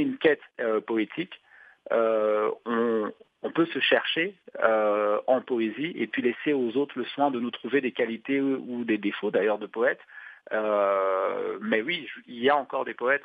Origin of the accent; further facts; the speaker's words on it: Douala, Littoral, Cameroon; Douala, euh, ma ville natale